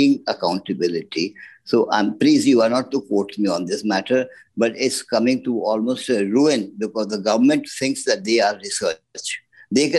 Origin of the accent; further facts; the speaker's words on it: Dehradun, Uttarakhand, India; my grandfather, who was in Dehradun, my hometown